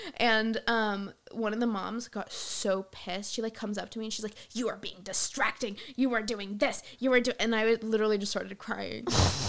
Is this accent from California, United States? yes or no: yes; Ladera Ranch, California, United States; moved away as an adult; also born or lived in San Juan Capistrano, California; now in Los Angeles, United States; I'm from Ladera Ranch.